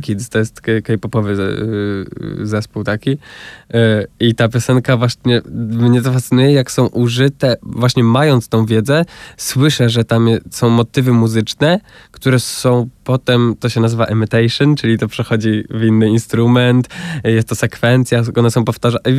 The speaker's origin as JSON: {"language": "Polish", "area": "about 60 km from Warsaw", "region": "Masovian Voivodeship", "country": "Poland", "tie": "born or raised there"}